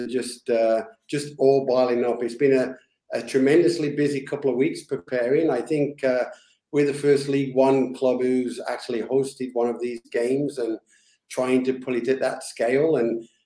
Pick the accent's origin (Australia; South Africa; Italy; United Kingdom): United Kingdom; England; now in Canada; a kid growing up in England